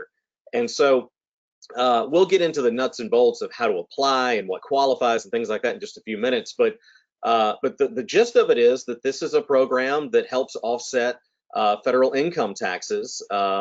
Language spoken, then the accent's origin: English; Mobile, Alabama, United States; moved away as an adult; also born or lived in New Orleans, Louisiana / Edinburgh, Scotland; growing up in Mobile, a city with so much architectural history and architectural culture